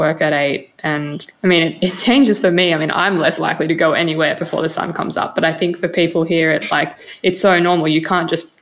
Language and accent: English; Australia; accent: Australian; moved away as an adult; now in Finland; I'm sitting here with my Australian accent